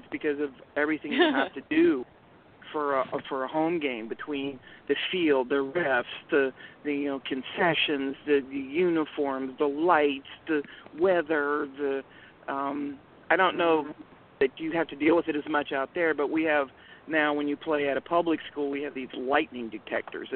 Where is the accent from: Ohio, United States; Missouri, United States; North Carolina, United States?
Ohio, United States; Southern; I grew up in Southern Ohio